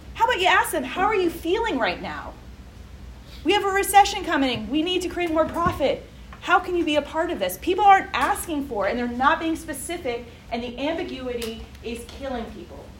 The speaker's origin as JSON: {"language": "English", "region": "New Jersey", "country": "United States", "said": "New Jersey, my home state."}